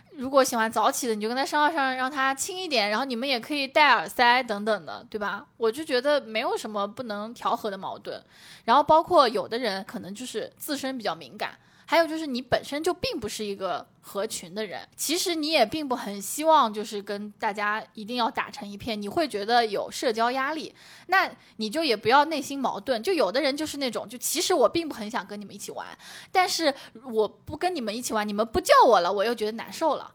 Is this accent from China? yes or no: yes; Zhejiang, China; moved away as an adult; also born or lived in Beijing; 我是浙江的